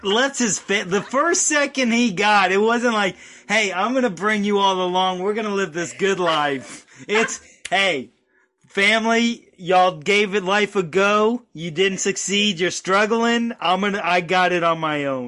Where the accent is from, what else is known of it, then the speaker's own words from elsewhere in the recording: North Carolina, United States; also born or lived in New York; I was born in New York. Moved to North Carolina when I was five.